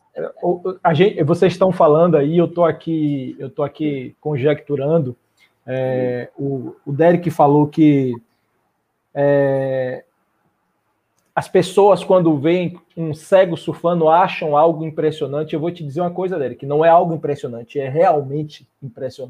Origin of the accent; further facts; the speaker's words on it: southern Bahia, Brazil; now in Salvador, Brazil; moro em Salvador, mas eu sou do sul da Bahia